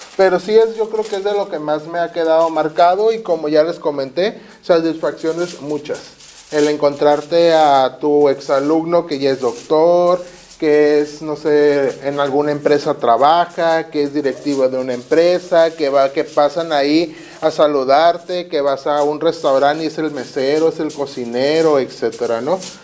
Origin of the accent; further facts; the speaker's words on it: Tijuana, Baja California, Mexico; Yo soy nacido aquí de Tijuana